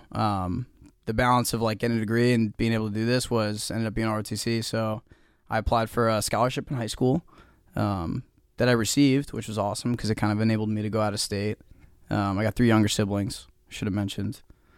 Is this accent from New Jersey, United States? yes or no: yes; Westfield, New Jersey, United States; I hail from Westfield, New Jersey.